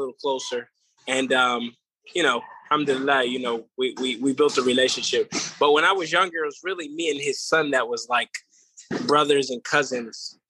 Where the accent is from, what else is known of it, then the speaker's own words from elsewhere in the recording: Baltimore, Maryland, United States; moved away as an adult; also born or lived in Philadelphia; now in Las Vegas, United States; growing up in Baltimore, I went to a lot of Muslim schools, Islamic schools, private schools, a lot of religious schools